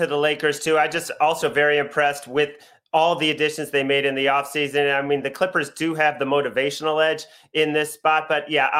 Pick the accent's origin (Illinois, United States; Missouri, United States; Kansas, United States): Missouri, United States; I'm from Missouri